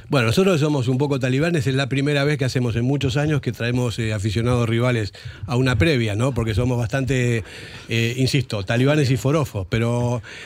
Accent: Argentina; yo como argentino

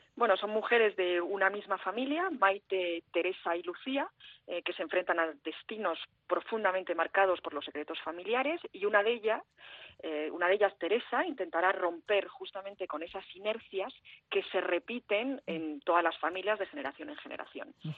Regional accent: Paris, Île-de-France, France; moved away as an adult; also born or lived in Spain / United States / Portugal; now in Paris, France; vivía ahí los 20 primeros años de mi vida y luego me fui.

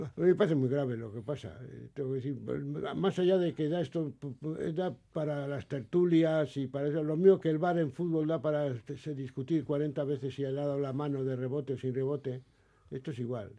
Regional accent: Basque Country, Spain; los que somos del País

